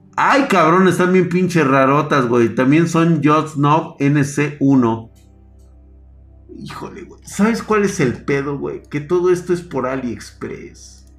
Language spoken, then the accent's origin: Spanish; Mexico